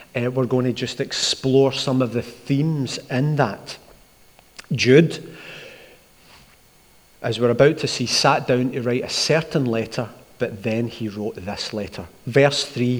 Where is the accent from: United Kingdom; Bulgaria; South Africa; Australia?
United Kingdom; Glasgow, Scotland; I grew up in Askeem in Glasgow.